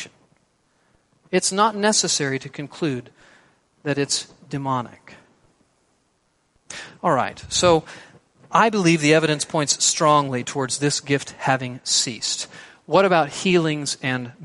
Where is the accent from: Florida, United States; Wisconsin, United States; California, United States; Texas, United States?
Texas, United States; I'm a Texan